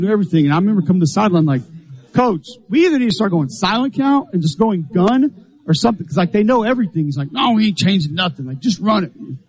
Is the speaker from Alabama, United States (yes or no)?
yes; Homewood, Alabama, United States; I grew up in Homewood, Alabama